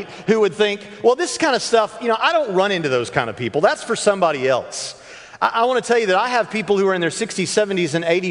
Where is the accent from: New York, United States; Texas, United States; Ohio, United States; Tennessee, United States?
Tennessee, United States; Nashville; also born or lived in Jacksonville, Florida; now in Evansville, United States; I for the first 10 years of my life, I lived in Jacksonville, Florida, which, as we all know, is a poor man's Alabama, but I lived in Jacksonville, Florida. And then from 10 on, I lived in Nashville, Tennessee.